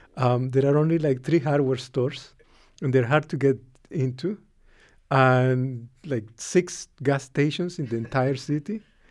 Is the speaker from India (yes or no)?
no; Nicaragua; I'm a product of the Cold War. I'm from Nicaragua.